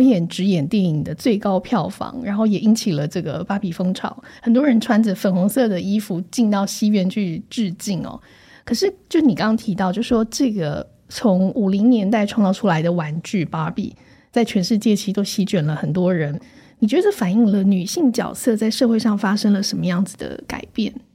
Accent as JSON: {"language": "Chinese", "country": "Taiwan", "tie": "born or raised there", "said": "我成长在台湾这个戒烟，然后风起云涌的社会运动的时代"}